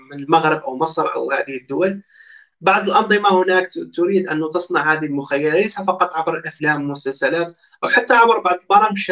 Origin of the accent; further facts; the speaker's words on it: Algeria; احنا جزائريين على بالنا اللي على كيف على بالنا كاين فساد